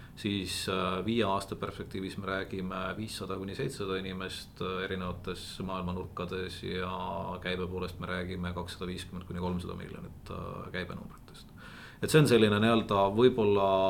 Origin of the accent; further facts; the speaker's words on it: near Otepää, Valga County, Estonia; ma olen maapoiss tegelikult, et üles kasvanud Otepää lähedal talukohas